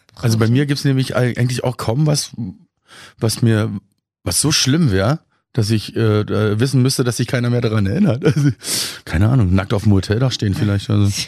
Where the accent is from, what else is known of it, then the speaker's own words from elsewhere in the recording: Berlin, Germany; now in Kiel, Germany; ich bin ja auch kein geborener Kieler. Ich komme ja aus Berlin eigentlich